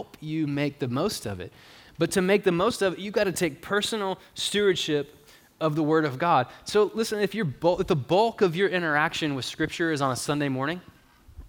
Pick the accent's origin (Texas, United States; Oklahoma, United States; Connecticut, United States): Texas, United States; Longview; now in Marshall, United States; as a person who grew up at Moberly